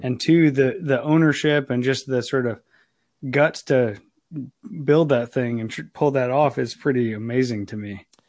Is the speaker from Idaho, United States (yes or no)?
no; Ohio, United States; moved away; I'm from Ohio originally